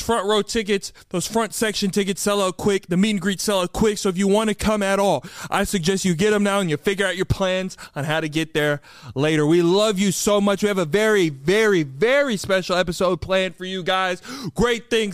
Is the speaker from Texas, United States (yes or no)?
yes; Austin, Texas, United States; Austin, Texas, my hometown